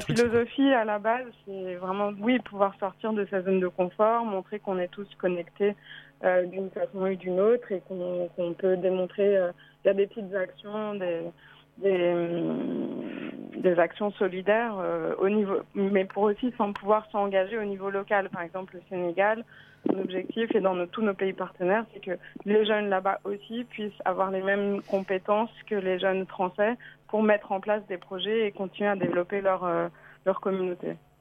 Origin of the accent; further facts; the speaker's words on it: France; moved away as an adult; also born or lived in United States; je suis revenue en France, euh, mon pays d'origine